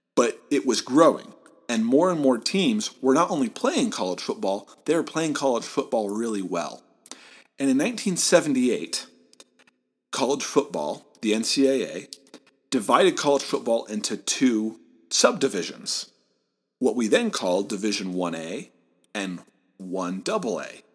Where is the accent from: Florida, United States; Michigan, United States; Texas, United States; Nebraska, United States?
Michigan, United States; Southeast; moved away; I'm from Southeast Michigan, Big Ten country. I grew up in driving distance of the University of Michigan